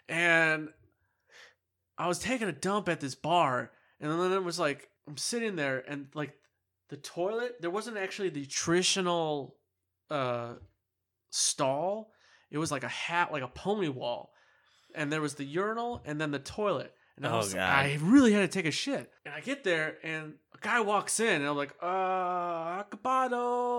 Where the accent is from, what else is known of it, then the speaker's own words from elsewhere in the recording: Chicago, Illinois, United States; It's like, and it's like, see, I'm from Chicago.